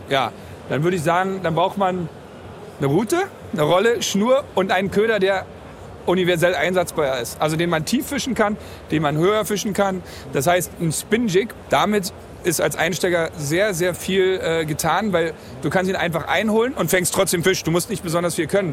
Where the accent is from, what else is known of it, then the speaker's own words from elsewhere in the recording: Berlin, Germany; aus Berlin, 37 Jahre alt, also auch nicht mehr der Jüngste